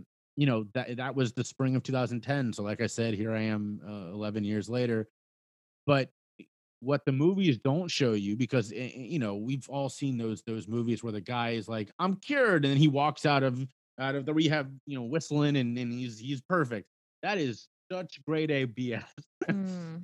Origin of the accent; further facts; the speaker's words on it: Cincinnati, Ohio, United States; my hometown of Cincinnati, Ohio